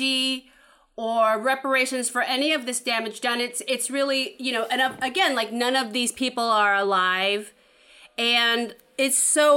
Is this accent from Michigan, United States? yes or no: no; San Francisco, California, United States; I grew up in San Francisco